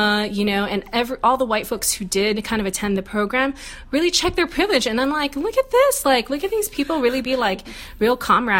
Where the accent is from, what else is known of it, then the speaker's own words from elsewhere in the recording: Philippines; I'll be mad as a Filipino.